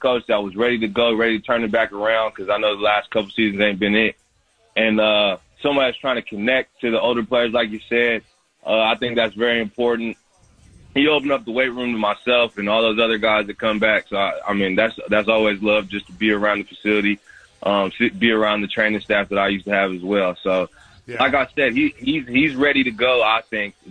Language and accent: English; Washington, United States; moved away as an adult; now in Miami, United States; coming from Washington, growing up in Washington, moving to as far away as possible